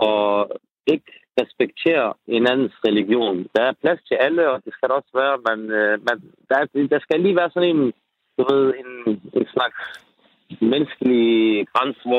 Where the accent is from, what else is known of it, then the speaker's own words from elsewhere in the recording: Denmark; for jeg er opvokset her i Danmark.